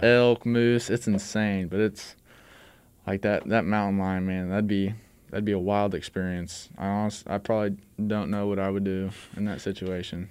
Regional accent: Excelsior Springs, Missouri, United States; now in Warrensburg, United States; I'm from Excelsior Springs, uh, Missouri

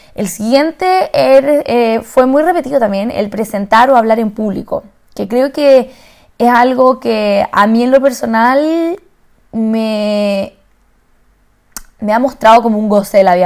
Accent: Santiago, Santiago Metropolitan Region, Chile; moved away; yo vengo de Santiago, de Chile

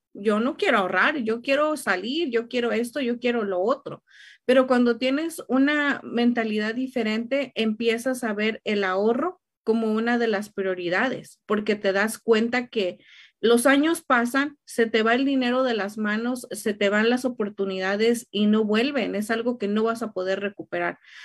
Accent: Mexico; now in Riverside, United States; soy mexicana

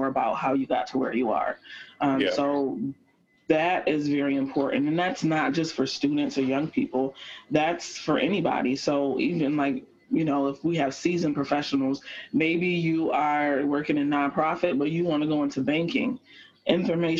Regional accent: Rochester, New York, United States; I've had a really great experience growing up here in Rochester

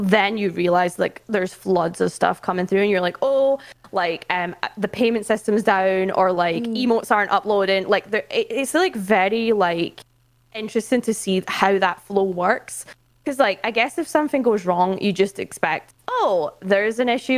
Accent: Scotland, United Kingdom; moved away as an adult; now in London, United Kingdom; I am Scottish, but I relocated to London last June to work for Twitch

